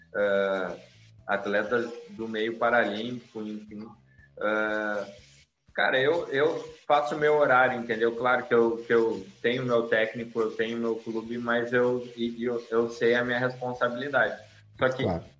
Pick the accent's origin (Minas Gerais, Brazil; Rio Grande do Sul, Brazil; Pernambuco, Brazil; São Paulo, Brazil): Rio Grande do Sul, Brazil; Sapiranga; eu sou natural de Sapiranga, né? Aí no Rio Grande do Sul